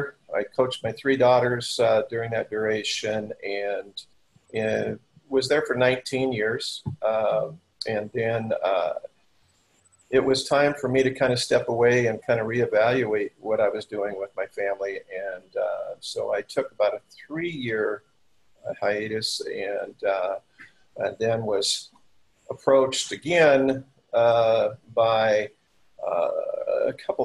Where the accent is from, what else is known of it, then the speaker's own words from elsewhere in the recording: Centralia, Washington, United States; an athletic director here in my hometown of Centralia